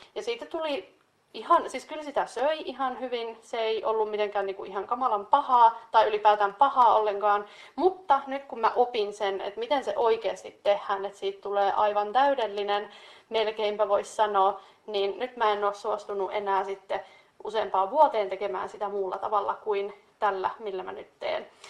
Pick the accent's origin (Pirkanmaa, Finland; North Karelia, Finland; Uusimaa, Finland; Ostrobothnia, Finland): North Karelia, Finland; meillä Pohjois-Karjalassa